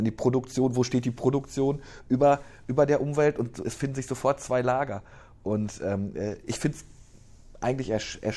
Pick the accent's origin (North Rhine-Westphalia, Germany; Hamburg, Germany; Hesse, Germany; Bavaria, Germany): North Rhine-Westphalia, Germany; Ruhr area; moved away as an adult; now in Aalen, Germany; ich komme ja aus dem Ruhrgebiet